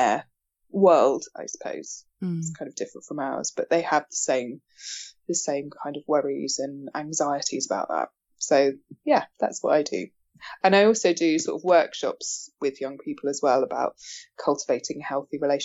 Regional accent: Bournemouth, South West England, United Kingdom; also born or lived in York; I'm from Bournemouth.

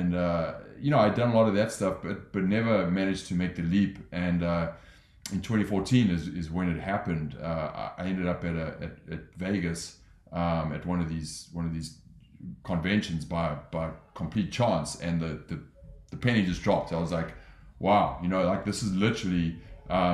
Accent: Johannesburg, Gauteng, South Africa; moved away as an adult; also born or lived in London; now in Los Angeles, United States; I grew up in South Africa. I'm from Johannesburg, lived in London

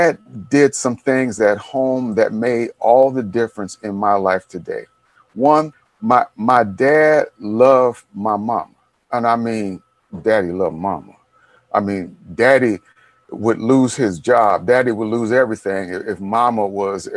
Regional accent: Detroit, Michigan, United States; my friends I grew up with in Detroit. On the block, I'm probably the only one left alive from that block.

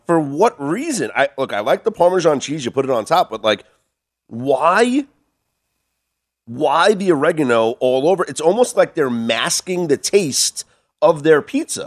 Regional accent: New York, United States; now in Las Vegas, United States; I'm a New Yorker

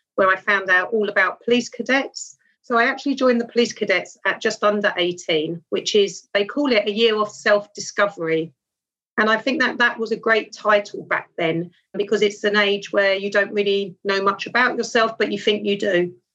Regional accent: London, United Kingdom; I was brought up in Wimbledon in southwest London

